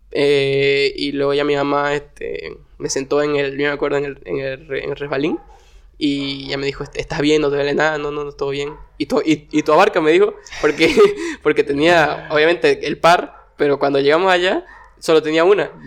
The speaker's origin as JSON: {"language": "Spanish", "town": "Warnes", "region": "Santa Cruz", "country": "Bolivia", "tie": "born or raised there", "said": "yo nací acá en Santa Cruz, pero la mayoría de mi infancia me crié en Warnes"}